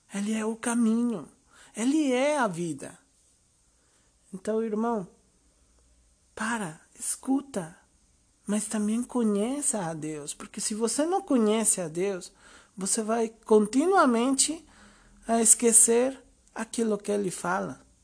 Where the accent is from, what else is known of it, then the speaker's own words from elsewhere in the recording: Mexico; eu sou mexicano, tenho 36 anos